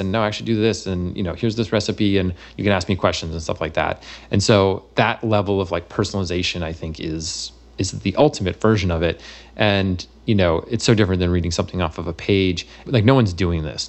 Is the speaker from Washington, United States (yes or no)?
no; Massachusetts, United States; moved away; I'm from Massachusetts originally